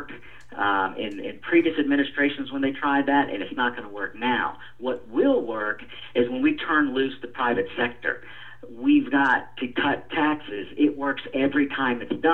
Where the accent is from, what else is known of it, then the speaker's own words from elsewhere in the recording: Atlanta, Georgia, United States; I was born and raised in District 4 here in Atlanta